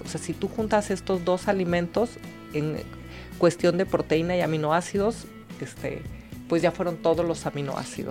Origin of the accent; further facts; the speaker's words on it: Mexico; nuestra cocina mexicana